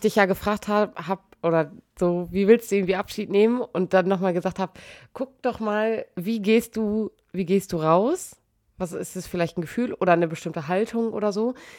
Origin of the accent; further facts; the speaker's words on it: Emsbüren, Lower Saxony, Germany; moved away; in Emsbüren, also aus meiner Heimat